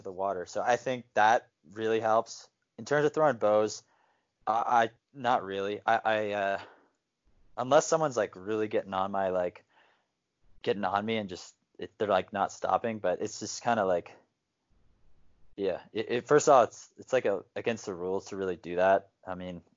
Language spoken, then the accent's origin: English; New Jersey, United States; I'm from New Jersey